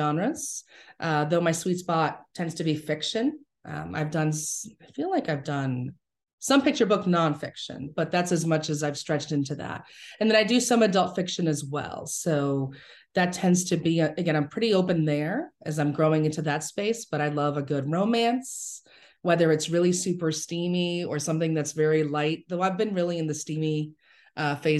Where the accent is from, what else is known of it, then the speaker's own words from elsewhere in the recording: New York City, New York, United States; I grew up in the Bronx